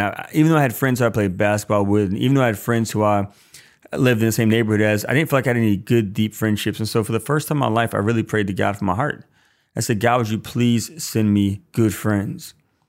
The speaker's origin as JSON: {"language": "English", "town": "Irondale", "region": "Alabama", "country": "United States", "tie": "born or raised there", "said": "I grew up in Irondale, Alabama, stone's throw away from EWTN, where Mother Angelica started it all."}